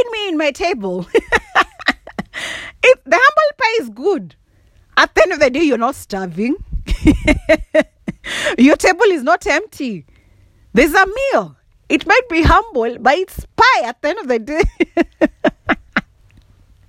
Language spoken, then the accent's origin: English; Kikuyu, Central Kenya, Kenya; accent: Kikuyu; first language Kikuyu; English is a second language; my mother tongue, Kikuyu